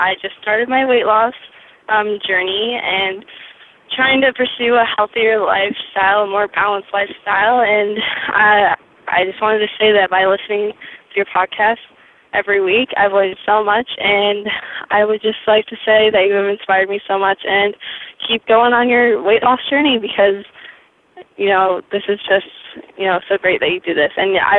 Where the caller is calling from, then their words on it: New Hampshire, United States; I'm from New Hampshire.